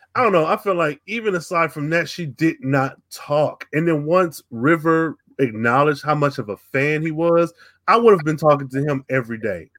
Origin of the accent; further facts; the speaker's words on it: United States; me being American